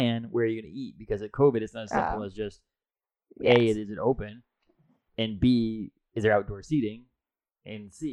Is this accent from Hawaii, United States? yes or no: no; Maine, United States; We were from Maine. We grew up in Maine.